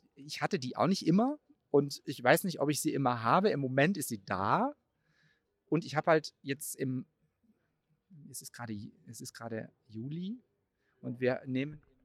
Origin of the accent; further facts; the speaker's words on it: Baden-Württemberg, Germany; moved away as an adult; also born or lived in Cologne / Mainz; aus meiner Heimatstadt in Baden-Württemberg nach Köln gezogen